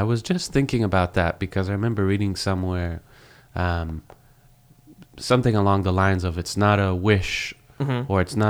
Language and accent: English; Israel; moved away as an adult; also born or lived in Boston, United States; now in Los Angeles, United States; You mentioned that I'm from Israel. I grew up in Israel, spent most of my life there. And then I moved to the States to go to Berklee College of Music in Boston.